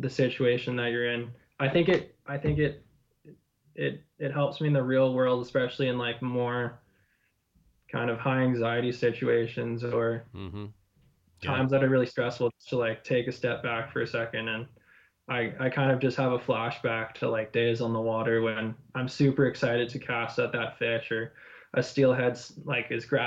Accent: Vernon, British Columbia, Canada; I grew up in Vernon

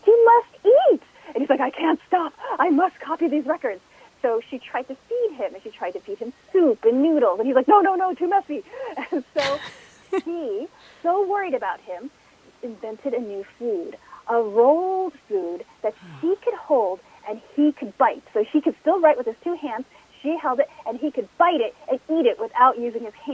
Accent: United States; I was born here in the United States.

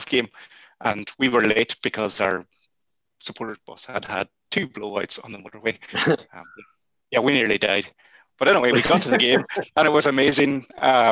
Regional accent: Buncrana, Ulster, Ireland; now in Galway, Ireland; I'm based in Galway, and if people could go to this game, I would drive to my hometown of Buncrana

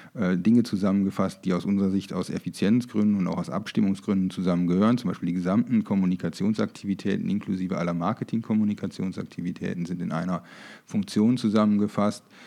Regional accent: Germany; moved away as an adult; also born or lived in Münster / Frankfurt / Düsseldorf; now in Munich, Germany; Ich bin tatsächlich auf dem Land groß geworden. Äh, übrigens in der Nähe der, niederländischen Grenze, so circa 500 Meter

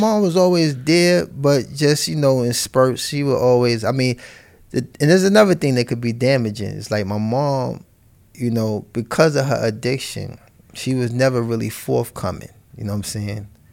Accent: New York City, New York, United States; moved away; also born or lived in California; I was born and raised in Harlem, you know, Saint Luke's Hospital

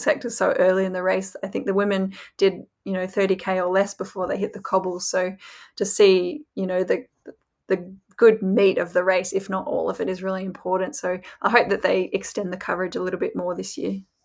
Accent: Australia; I'm from Australia

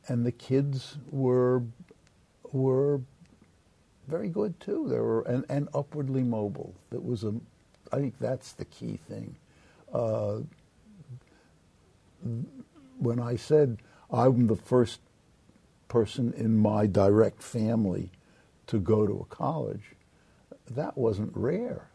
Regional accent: New York City, New York, United States; I was born and brought up in Brooklyn

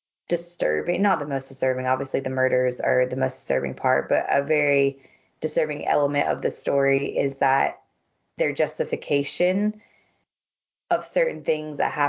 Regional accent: the South, Southern United States, United States; accent: Southern; my Southern accent

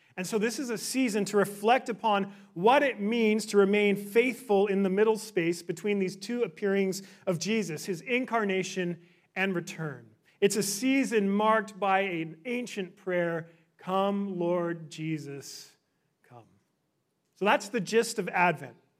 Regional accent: Victoria, British Columbia, Canada; moved away as an adult; also born or lived in Orlando; now in Vancouver, Canada; I grew up in Victoria

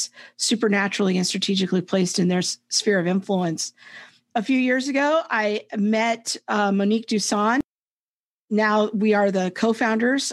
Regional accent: Southern California, United States; I was raised in Southern California by a single mom

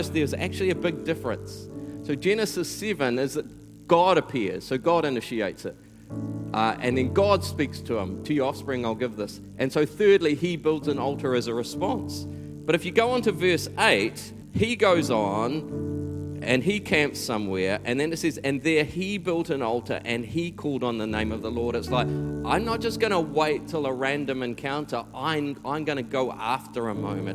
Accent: Taranaki, New Zealand; also born or lived in Auckland; my hometown in Taranaki

